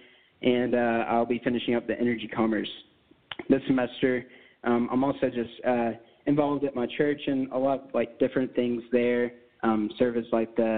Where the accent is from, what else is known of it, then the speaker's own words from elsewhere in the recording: Lubbock, Texas, United States; I was born and raised here in Lubbock, Texas.